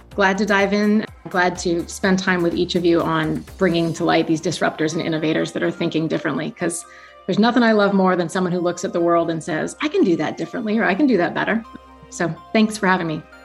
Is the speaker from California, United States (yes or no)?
yes; East Bay, San Francisco Bay Area, California, United States; also born or lived in Hanover, New Hampshire; I grew up in the East Bay in California, in the San Francisco Bay Area.